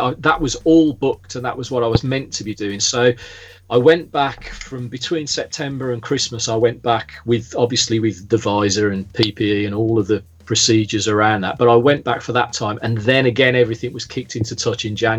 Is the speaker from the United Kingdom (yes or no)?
yes; the Midlands, England, United Kingdom; moved away as an adult; also born or lived in Staffordshire; now in Lyme Regis, United Kingdom; I am originally from the Midlands, as if you couldn't tell